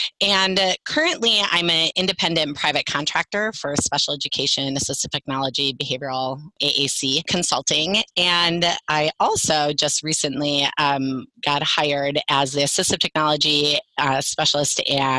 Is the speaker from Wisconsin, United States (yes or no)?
yes; Wisconsin, United States; moved away as an adult; now in Quilcene, United States; It's kind of where I started about 20 years ago in Wisconsin. I'm from Wisconsin, that's how I met everyone, but I'm currently living in Quilcene, Washington, which is on the Olympic Peninsula.